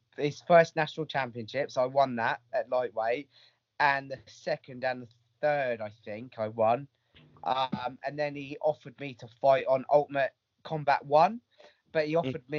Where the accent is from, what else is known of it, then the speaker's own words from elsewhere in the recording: Southampton, South East England, United Kingdom; now in Bournemouth, United Kingdom; that was in Southampton, and that was my hometown